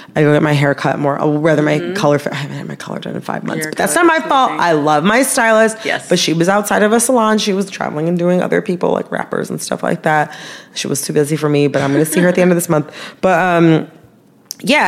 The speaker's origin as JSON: {"language": "English", "town": "Farmington Hills", "region": "Michigan", "country": "United States", "tie": "born or raised there", "said": "my hometown, Farmington Hills, Michigan"}